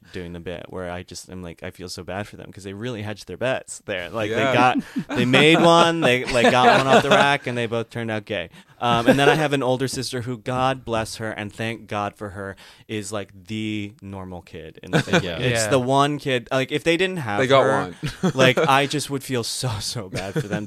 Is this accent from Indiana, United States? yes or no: no; outside of Chicago, Illinois, United States; moved away as an adult; also born or lived in New York; now in Los Angeles, United States; I grew up outside of Chicago